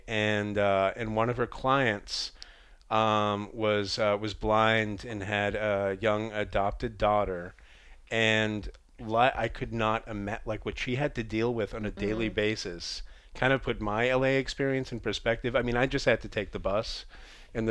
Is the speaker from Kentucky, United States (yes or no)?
no; Boston, Massachusetts, United States; moved away; also born or lived in New York City; I come from Boston